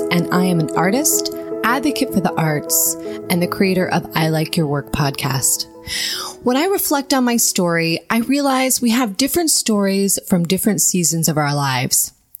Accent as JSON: {"language": "English", "region": "Ohio", "country": "United States", "moved": "as an adult", "lives_now": "New York, United States", "said": "I had come from a really small town in Ohio, gone to college, and leaving my home state to go to Boston for grad school was a huge accomplishment"}